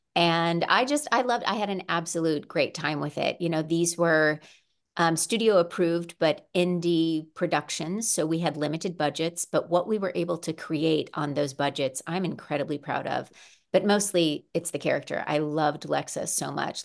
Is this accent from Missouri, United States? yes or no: yes; Missouri, United States; also born or lived in Arizona / Arkansas; now in California, United States; I grew up mostly in Missouri. I also lived in Arizona for about seven years and Arkansas in t, for two years